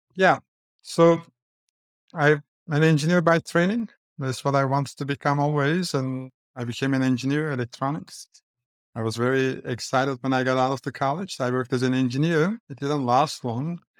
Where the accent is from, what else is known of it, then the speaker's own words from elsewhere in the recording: Istanbul, Turkey; accent: Turkish; English is a second language; moved away as an adult; now in New York, United States; The accent is Turkish. That's why I was born and I grew up in Istanbul